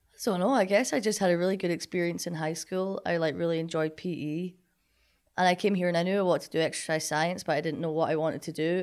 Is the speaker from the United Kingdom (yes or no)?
yes; Linlithgow, Scotland, United Kingdom; moved away as an adult; now in Kirksville, United States; I'm from Scotland